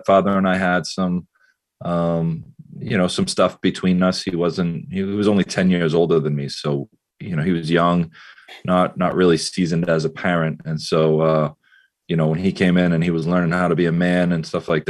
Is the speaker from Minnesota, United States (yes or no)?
no; Beverly, Massachusetts, United States; I grew up in Beverly, my mother, my stepfather, my siblings, went to Beverly High School